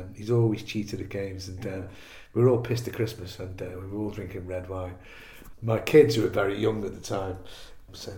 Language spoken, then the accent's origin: English; Liverpool, North West England, United Kingdom; moved away as an adult; I came down from Liverpool to go to college, and then I went back